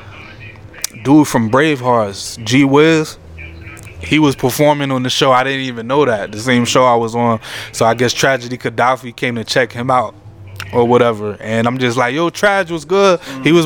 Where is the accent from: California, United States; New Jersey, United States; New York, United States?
New Jersey, United States; I'm still a youngin', and I'm from Jersey. I grew up listening to all the Jersey rappers